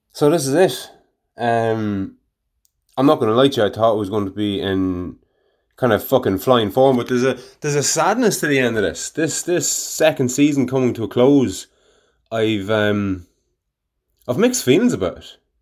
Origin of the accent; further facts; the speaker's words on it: Ireland; Gaelic, my native tongue